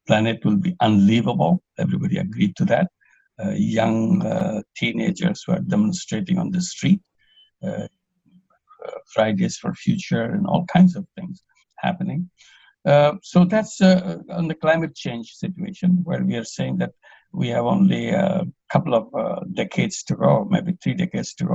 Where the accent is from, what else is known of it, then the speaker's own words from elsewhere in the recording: Bangladesh; I'm from Bangladesh.